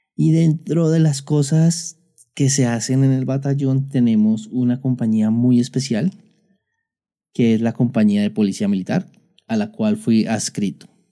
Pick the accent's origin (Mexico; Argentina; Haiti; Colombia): Colombia; aquí en mi país Colombia, teníamos el tema de que nosotros prestábamos servicio militar los jóvenes que terminamos el bachillerato